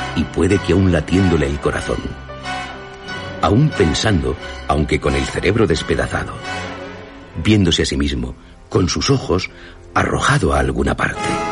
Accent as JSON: {"language": "Spanish", "region": "Basque Country", "country": "Spain", "said": "yo soy de Álava"}